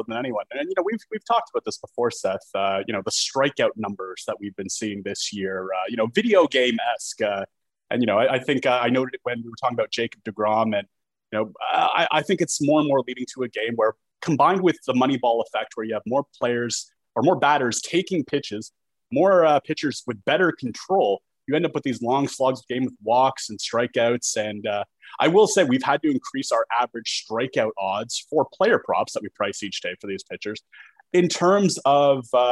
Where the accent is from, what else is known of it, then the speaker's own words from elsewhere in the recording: Canada; being a Canadian